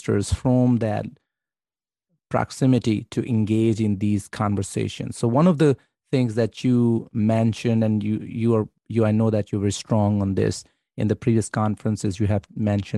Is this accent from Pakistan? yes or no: yes; Pakistan; I'm Pakistani